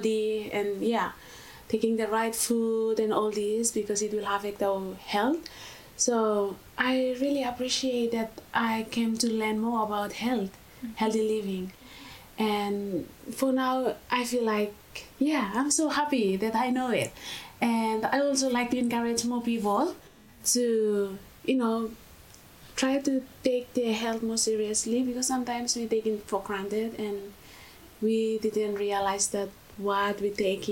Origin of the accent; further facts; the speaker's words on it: Vanuatu; moved away as an adult; now in Australia; I'm from Vanuatu.